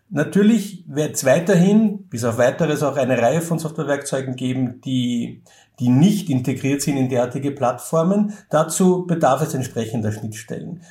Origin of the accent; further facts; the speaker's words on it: Austria